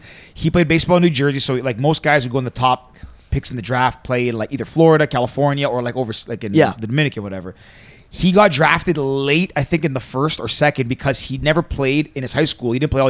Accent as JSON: {"language": "English", "town": "Toronto", "region": "Ontario", "country": "Canada", "said": "Torontonians for sure think we deserve more credit, so we try to punch above our weight more."}